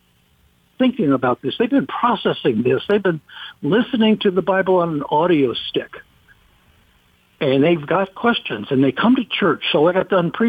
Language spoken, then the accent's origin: English; United States; I'm from America